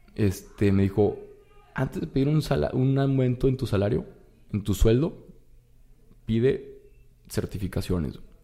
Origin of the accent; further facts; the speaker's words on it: Torreón, Coahuila, Mexico; moved away as an adult; now in Monterrey, Mexico; yo soy de Torreón y me vine acá a Monterrey